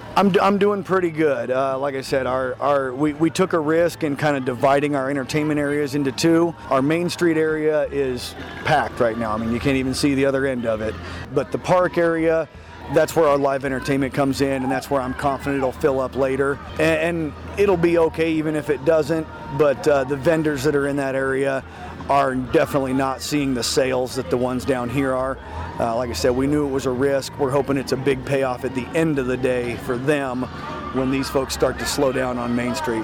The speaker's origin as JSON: {"language": "English", "town": "Earlham", "region": "Iowa", "country": "United States", "tie": "born or raised there", "said": "I grew up here. I love this town"}